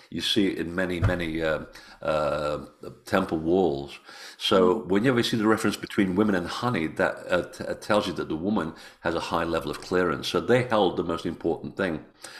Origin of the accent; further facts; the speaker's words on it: Portugal; born there; I was born in Portugal. Yeah, my family's all Portuguese.